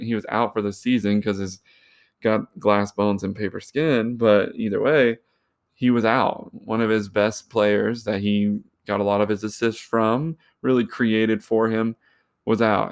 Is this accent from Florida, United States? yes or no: no; Charlotte, North Carolina, United States; I'm from Charlotte